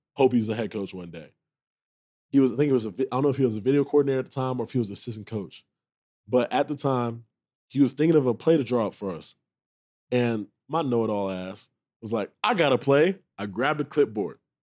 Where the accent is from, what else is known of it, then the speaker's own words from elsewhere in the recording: Charlotte, North Carolina, United States; moved away; I grew up in Charlotte